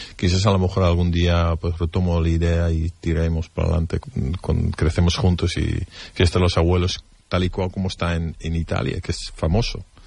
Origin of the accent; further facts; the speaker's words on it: Netherlands; Spanish is a second language; now in Spain; en mi país